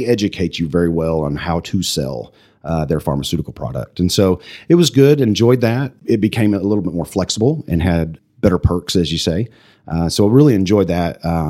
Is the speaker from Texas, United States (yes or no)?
yes; Pampa, Texas, United States; now in Amarillo, United States; I think it drove us back to come to Amarillo based on, you know, how I was raised in a small town